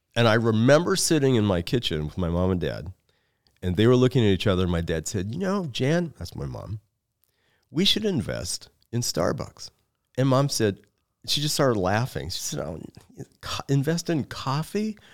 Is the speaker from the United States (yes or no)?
yes; Seattle, Washington, United States; moved away as an adult; also born or lived in Lincoln, Nebraska; I was born and reared in Seattle, Washington